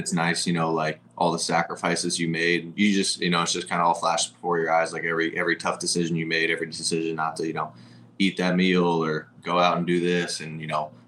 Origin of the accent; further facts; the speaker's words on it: Westchester County, New York, United States; moved away as an adult; also born or lived in Arizona; now in Fort Myers, United States; I grew up in New York. I lived there until I was 18 or 19, I think maybe 19. And then I moved to Arizona.